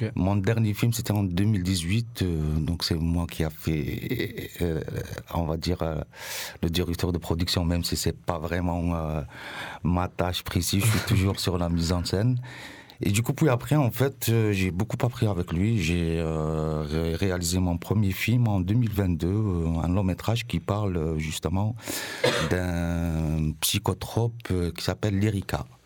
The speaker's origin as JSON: {"language": "French", "region": "Mostaganem Province", "country": "Algeria", "tie": "born or raised there", "moved": "as an adult", "lives_now": "Marseille, France", "said": "ma ville natale qui s'appelle Mostaganam"}